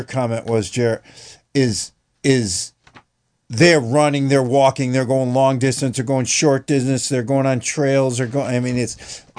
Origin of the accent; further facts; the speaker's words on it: Jamestown, United States; moved away; There's a Jamestown Strider Club in my hometown.